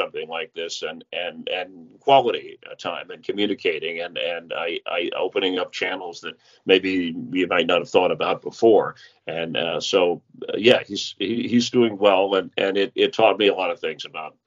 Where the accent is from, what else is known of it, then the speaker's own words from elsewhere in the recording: South Florida, United States; moved away; also born or lived in Los Angeles; I grew up in South Florida, and then we lived in Los Angeles